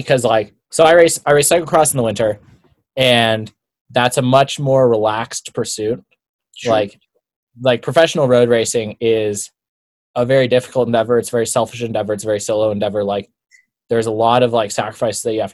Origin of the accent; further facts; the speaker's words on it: Boulder, Colorado, United States; I grew up in Boulder. I went to college here.